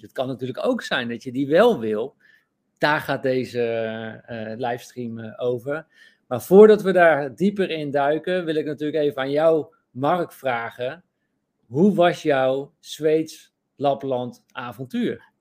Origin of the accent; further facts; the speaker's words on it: Netherlands; we dat als Nederlanders ook niet eh, beseffen, omdat we in zo'n ja, toch wel goed land zijn opgegroeid